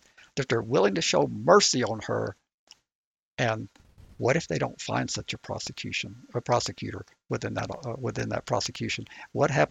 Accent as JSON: {"language": "English", "region": "Georgia", "country": "United States", "said": "I'm from Georgia"}